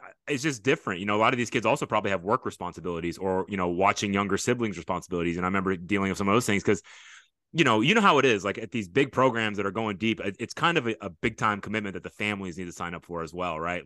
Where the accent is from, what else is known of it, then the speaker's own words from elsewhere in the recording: Fort Bend, Texas, United States; I grew up in Fort Bend, I S C, I went to Austin High School